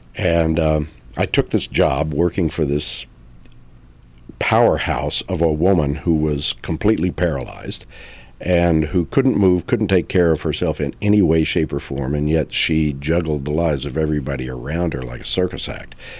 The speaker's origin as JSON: {"language": "English", "region": "Texas", "country": "United States", "tie": "born or raised there", "said": "I grew up in Texas"}